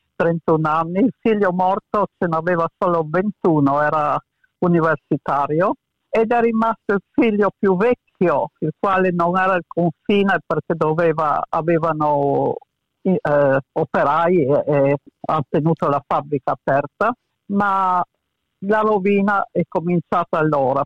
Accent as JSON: {"language": "Italian", "town": "Muggia", "region": "Friuli-Venezia Giulia", "country": "Italy", "tie": "born or raised there", "also_born_or_lived": "Pula, Croatia / Venice", "said": "Muggia è una cittadina in provincia di Trieste dove sono cresciuta"}